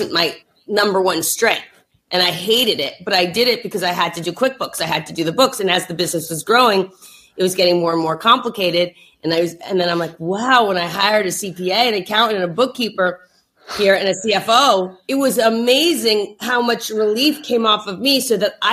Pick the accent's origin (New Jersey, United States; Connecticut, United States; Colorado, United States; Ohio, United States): New Jersey, United States; We're also from Jersey